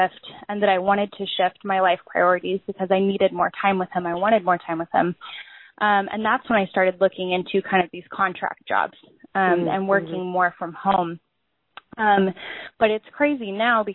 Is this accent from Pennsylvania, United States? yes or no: no; Lake Stevens, Washington, United States; I'm from the Seattle, Washington area. I'm actually just north of Seattle in Lake Stevens